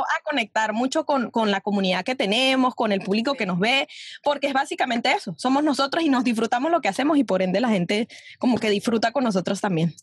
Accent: Venezuela; moved away as an adult; now in New York, United States; uno como venezolano

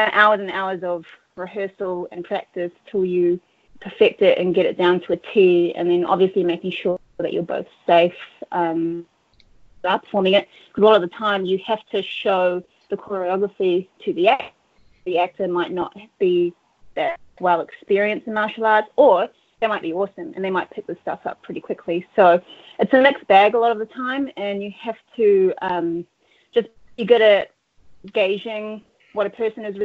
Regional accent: Auckland, New Zealand; I'm from Auckland, New Zealand. I was born and raised here

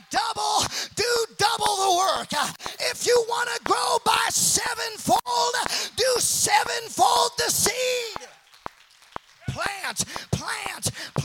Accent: Seattle, Washington, United States; I'm from Seattle

